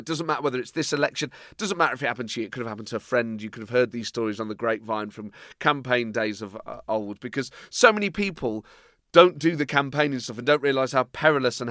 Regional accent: Nottingham, East Midlands, United Kingdom; I'm from Nottingham

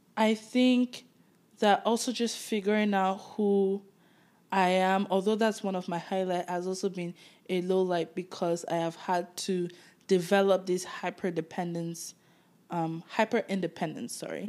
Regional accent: Nigeria; moved away as an adult; now in Toronto, Canada; growing up in Nigeria

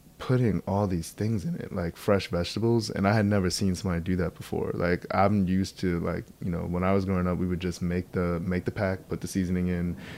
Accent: Baldwin, New York, United States; also born or lived in Queens, New York; I grew up on Long Island.

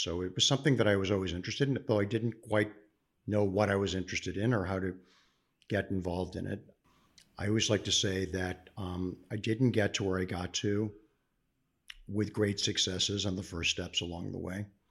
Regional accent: Cleveland, Ohio, United States; born and raised in Cleveland, Ohio

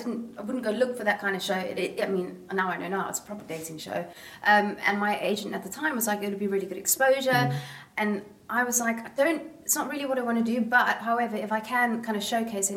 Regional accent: Somerset West, Western Cape, South Africa; moved away; I'm from Somerset West in Cape Town, which is quite a small back then. Like this is a long time ago. It was a small village. There wasn't too much going on

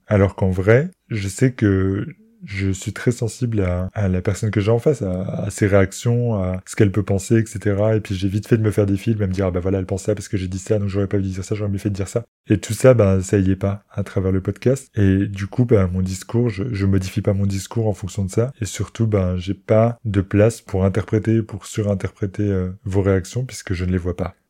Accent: near Metz, Grand Est, France; moved away; also born or lived in Paris; je pouvais m'installer à Metz, qui est la grande ville la plus proche de là où j'ai grandi

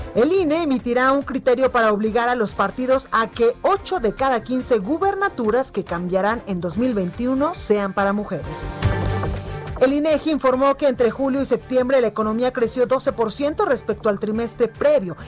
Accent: Guadalajara, Jalisco, Mexico; now in Mexico City, Mexico; mi tierra, desde Guadalajara, Jalisco

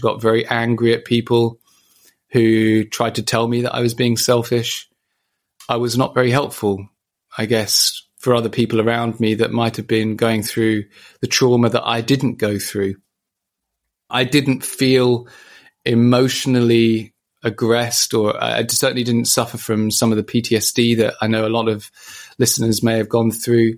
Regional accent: Ipswich, East of England, United Kingdom; my travel home from Papworth to my hometown

